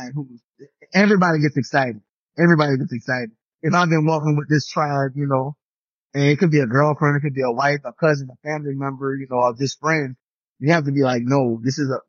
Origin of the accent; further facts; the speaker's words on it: New Orleans, Louisiana, United States; growing up in New Orleans